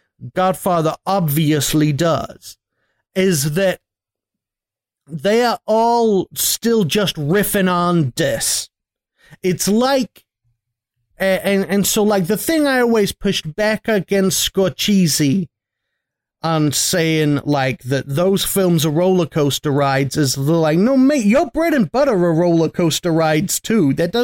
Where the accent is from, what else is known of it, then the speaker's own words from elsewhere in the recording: United States; Because I'm from America, with best country in the world